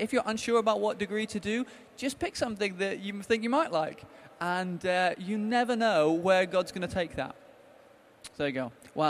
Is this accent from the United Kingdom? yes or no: yes; Brighton, South East England, United Kingdom; And also, obviously, we're from Brighton, so if you're coming to Sussex or Brighton, come and speak to these guys.